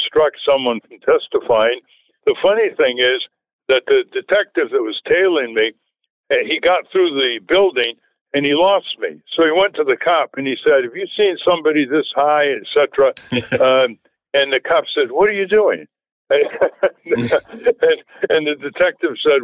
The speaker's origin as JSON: {"language": "English", "region": "New England", "country": "United States", "tie": "born or raised there", "said": "growing up in New England in those days"}